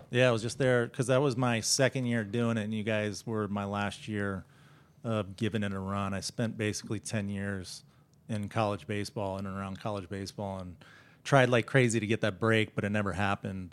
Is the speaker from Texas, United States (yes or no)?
yes; Dallas, Texas, United States; I'm from Dallas